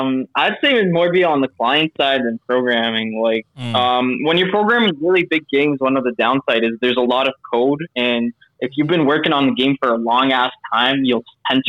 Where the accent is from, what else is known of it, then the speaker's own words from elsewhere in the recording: Lebanon; now in Toronto, Canada; I'm 21 years old. I'm from Lebanon originally, but I live in Toronto.